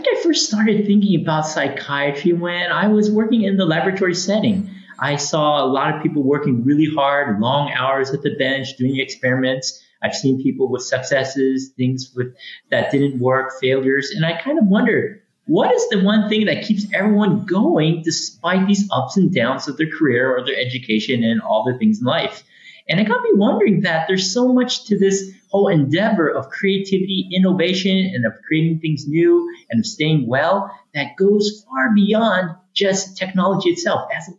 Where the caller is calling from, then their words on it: Olympia, Washington, United States; I'm joining you from Olympia, Washington, here on the West Coast, here in the U.S., so from across the pond.